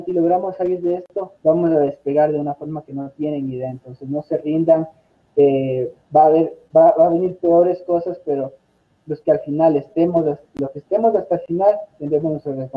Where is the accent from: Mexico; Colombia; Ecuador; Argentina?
Ecuador; Unidos como ecuatorianos es la única forma de salir adelante de este virus